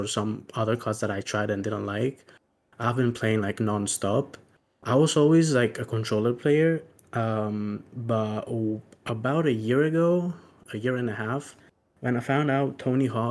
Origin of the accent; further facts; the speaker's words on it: Greece; I'm from Greece